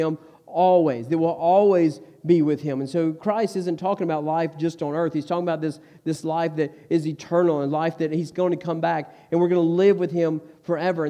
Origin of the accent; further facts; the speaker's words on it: Stokes County, North Carolina, United States; I grew up in Stokes County